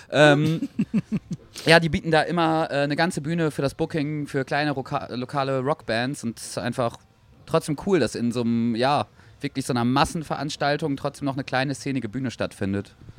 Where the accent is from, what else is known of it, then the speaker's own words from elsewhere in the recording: Oldenburg, Lower Saxony, Germany; wir kommen ja aus Oldenburg